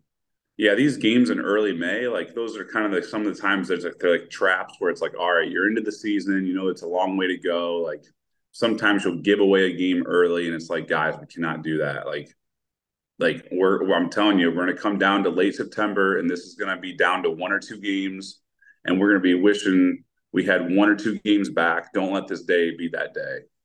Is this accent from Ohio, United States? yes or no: yes; Toledo, Ohio, United States; moved away; I grew up in Toledo, Ohio, so my family's kind of close to Toronto